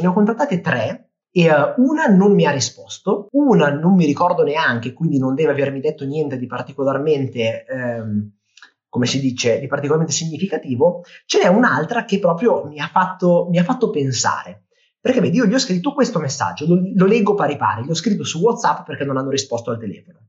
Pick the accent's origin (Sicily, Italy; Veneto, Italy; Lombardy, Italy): Lombardy, Italy; Milan; io sono di Milano